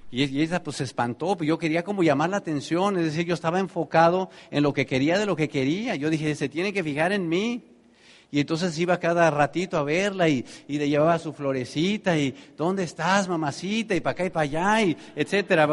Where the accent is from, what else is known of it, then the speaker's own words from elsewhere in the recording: Tenancingo, State of Mexico, Mexico; moved away; allá en mi pueblo, cuando de Terancingo a Toluca, que era la ciudad más grande